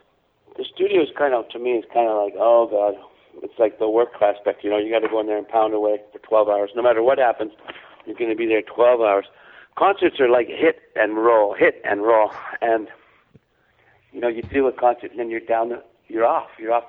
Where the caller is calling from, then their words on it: Vancouver, British Columbia, Canada; I'm in Vancouver today. Briefly, I came home for a couple of days from my last little road trip.